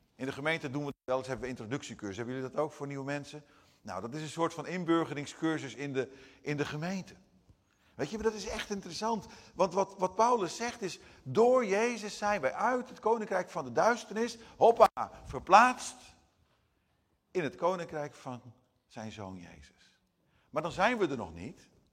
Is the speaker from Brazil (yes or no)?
yes; Brazil; first language Portuguese; Dutch is a second language; now in Netherlands; als je in het buitenland woont, zoals ik in, Nederland, eh, in Brazilië heb gewoond als Nederlander